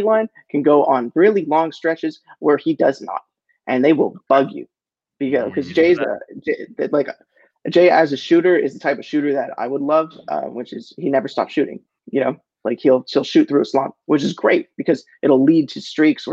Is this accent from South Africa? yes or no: no; Canada; as a Canadian